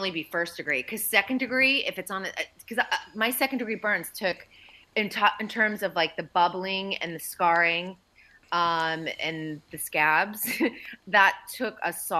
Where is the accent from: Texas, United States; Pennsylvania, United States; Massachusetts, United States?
Massachusetts, United States; Andover; Yeah, we're both from Andover, Mass. And his family had a home, I want to say it was probably about a mile down the road from where I grew up.